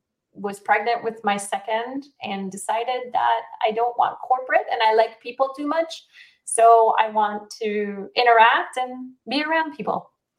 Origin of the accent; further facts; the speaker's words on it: Israel; also born or lived in South Africa / Argentina / United States; back in the day in 1978, I was born in Israel, raised somewhat in Israel, South Africa, Argentina, the U.S., moved back to Israel